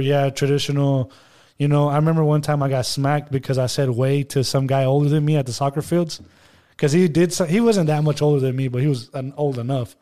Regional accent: Monterrey, Nuevo León, Mexico; first language Spanish; English is a second language; I was in Monterrey, like, six months out of the year until I was, like, eighteen

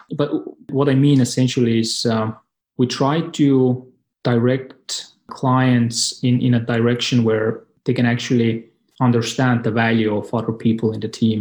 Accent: Estonia; I'm from Estonia, and it's a neighboring country

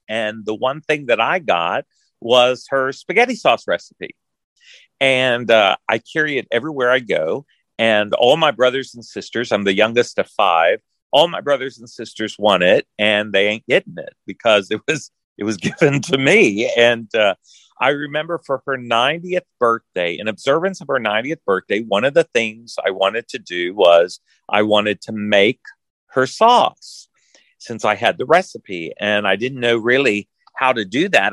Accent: Orange, Texas, United States; moved away as an adult; now in Kentucky, United States; I grew up in Orange, Texas

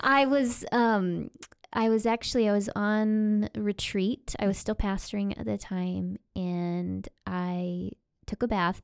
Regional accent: Oklahoma, United States; I grew up in Oklahoma in a really conservative, evangelical Christianity, Southern Baptist roots

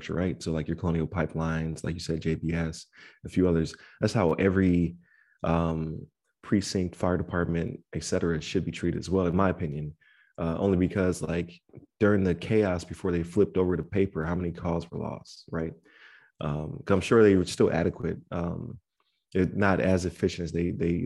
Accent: Buffalo, New York, United States; That's where I'm from, Buffalo's Erie County

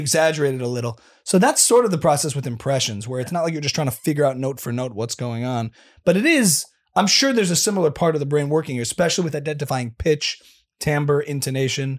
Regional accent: New Jersey, United States; also born or lived in New York; I'm a native New Jersey boy

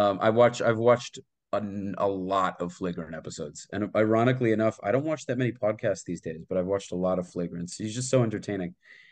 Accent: United States; also born or lived in Israel; I grew up in America, but most of my family lives there, and I serve there.

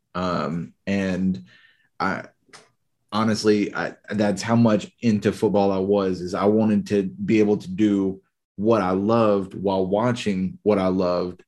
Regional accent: Louisiana, United States; moved away as an adult; also born or lived in Florida; now in Houston, United States; born and raised in Louisiana

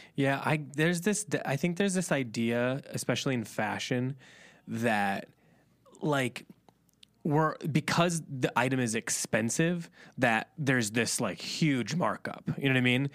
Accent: Indiana, United States; moved away; I'm from Indiana originally

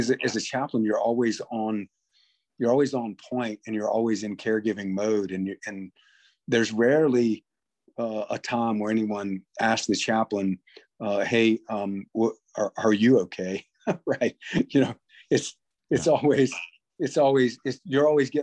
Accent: North Carolina, United States; I'm from North Carolina, and tobacco is a big crop here.

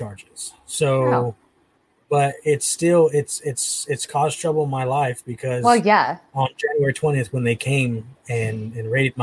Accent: United States; I'm not Mexican, I'm American. I was born in the United States of America

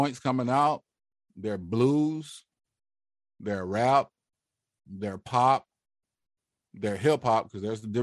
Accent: United States; also born or lived in Mississippi / New Orleans, Louisiana; I grew up in Mississippi and Louisiana, right? New Orleans

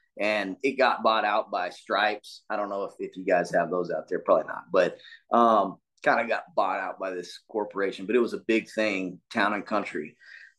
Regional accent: Portales, New Mexico, United States; moved away; also born or lived in San Antonio, Texas; We grew up in a town, Portales, New Mexico.

